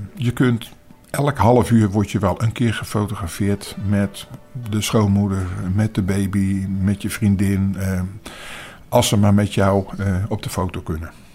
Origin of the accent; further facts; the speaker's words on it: Netherlands; als, als Nederlanders